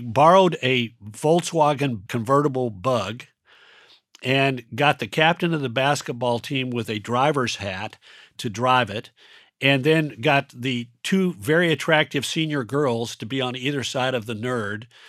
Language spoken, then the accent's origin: English; Mountain West, United States; moved away; also born or lived in Colorado / Nevada / Utah; I grew up in the West, which means that, you know, if you grow up in the Mountain West, Colorado, Nevada, and Utah